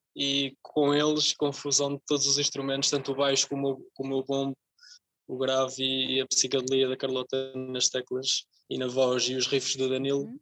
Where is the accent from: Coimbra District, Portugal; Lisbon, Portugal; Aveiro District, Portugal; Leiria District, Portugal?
Leiria District, Portugal; Casal do Alho; no Conselho de Porto Mós, uh, que é a minha terra, Casal do Alho